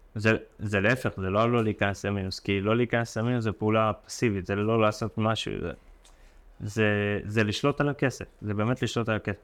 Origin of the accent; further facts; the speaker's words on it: Ashkelon, Southern District, Israel; גרתי באשקלון, בשכונת עתיקות